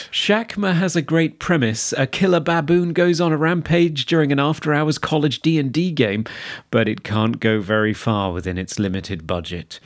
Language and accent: English; United Kingdom; We're British.